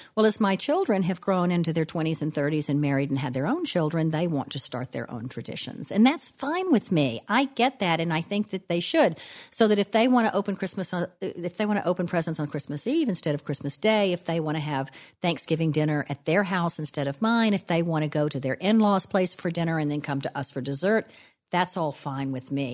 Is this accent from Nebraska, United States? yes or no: no; DeRidder, Louisiana, United States; now in New Orleans, United States; I am a child of the South. I grew up in DeRidder, Louisiana, and I still live in New Orleans, Louisiana